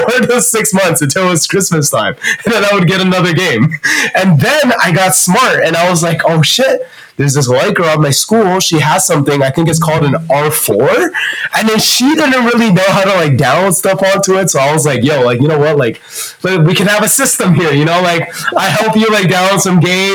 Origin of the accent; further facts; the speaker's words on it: Canada; also born or lived in Shanghai, China; I grew up in Canada with my family